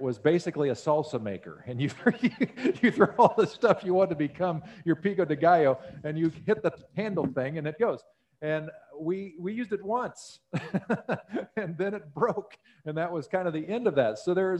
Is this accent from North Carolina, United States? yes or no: no; Missouri, United States; born there; I was technically born in Missouri. So, you know, I resonate with that deeply.